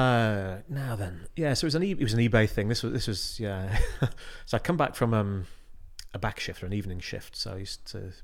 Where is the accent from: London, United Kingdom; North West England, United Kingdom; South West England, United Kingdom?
North West England, United Kingdom; West Cumbria; I'm from West Cumbria.